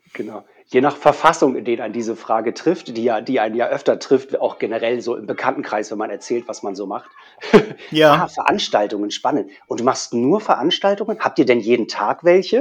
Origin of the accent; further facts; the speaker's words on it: Hamburg, Germany; also born or lived in Berlin; als Hamburger